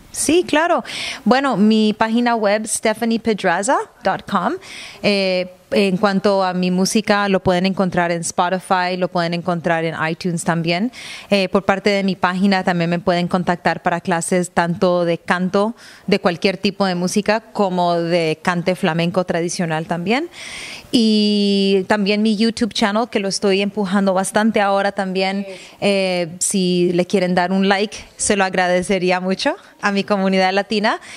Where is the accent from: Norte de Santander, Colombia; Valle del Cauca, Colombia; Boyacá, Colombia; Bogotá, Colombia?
Valle del Cauca, Colombia; Cali; moved away as an adult; also born or lived in Toronto, Canada / Seville, Spain; now in Vancouver, Canada; Yo nací en Toronto, pero mi padre era colombiano y por esta razón crecí en Cali, Colombia